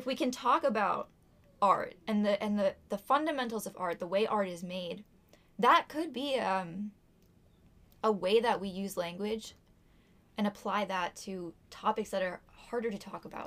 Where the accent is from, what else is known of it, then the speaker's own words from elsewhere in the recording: Topsfield, Massachusetts, United States; I'm from Topsfield, Massachusetts, and I graduated from Masco in 2019